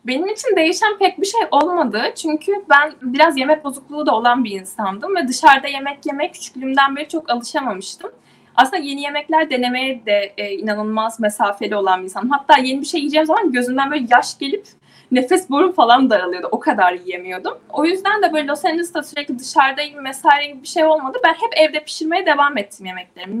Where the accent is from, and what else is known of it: İzmir, Turkey; moved away as an adult; also born or lived in Istanbul / New York